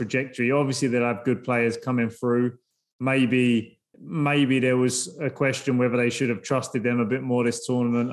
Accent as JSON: {"language": "English", "region": "England", "country": "United Kingdom", "moved": "yes", "lives_now": "United States", "said": "I'm English"}